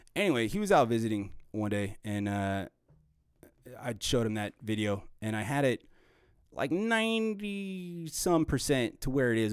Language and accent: English; Arvada, Colorado, United States; also born or lived in Boulder, Colorado; I grew up in Arvada, Colorado, and in the, in Boulder